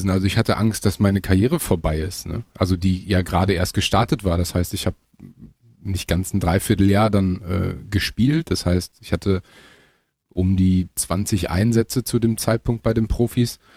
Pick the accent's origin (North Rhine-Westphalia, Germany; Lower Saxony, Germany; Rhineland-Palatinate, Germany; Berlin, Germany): North Rhine-Westphalia, Germany; Münster; ich komme ja selber aus Münster, ähm, was so circa 35, 40 Minuten von Gelsenkirchen entfernt ist.